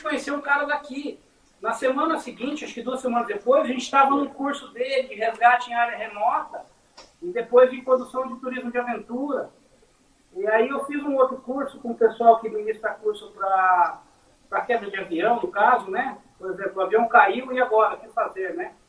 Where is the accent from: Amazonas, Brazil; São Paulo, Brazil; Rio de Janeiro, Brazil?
São Paulo, Brazil; Mogi das Cruzes; Nós somos um dos municípios mais antigos do Brasil.